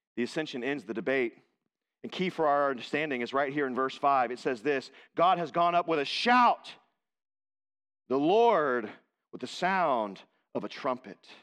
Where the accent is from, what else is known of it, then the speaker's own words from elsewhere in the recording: Texas, United States; I was born in Texas.